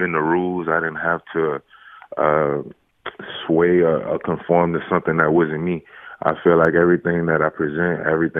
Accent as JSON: {"language": "English", "town": "New Orleans", "region": "Louisiana", "country": "United States", "said": "I'm from New Orleans, so competition is a huge thing out here."}